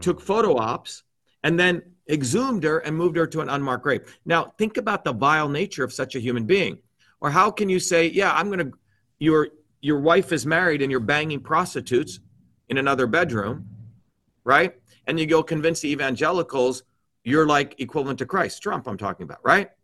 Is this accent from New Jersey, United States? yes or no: yes; New Jersey, United States; born or raised there